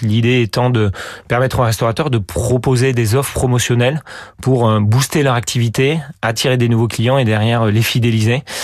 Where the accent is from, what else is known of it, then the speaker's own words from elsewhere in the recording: France; moi le premier en tant que bon français